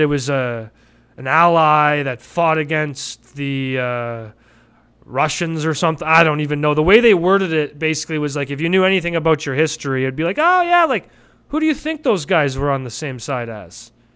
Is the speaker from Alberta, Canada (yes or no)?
yes; Calgary, Alberta, Canada; now in Vancouver, Canada; I grew up in Cal, in Calgary